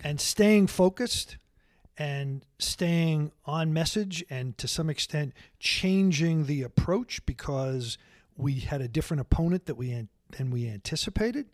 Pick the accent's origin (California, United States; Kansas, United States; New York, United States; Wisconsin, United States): New York, United States; Long Island; also born or lived in Brooklyn; after I was six years old or so, we moved to Long Island, and I really grew up on Long Island.